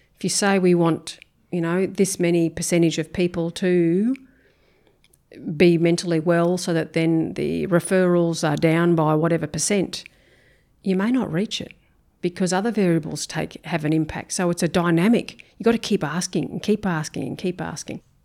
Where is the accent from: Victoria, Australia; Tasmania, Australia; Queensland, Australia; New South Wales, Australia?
Queensland, Australia; Brisbane; moved away as an adult; now in Townsville, Australia; I grew up in Brisbane, um, northern suburbs of Brisbane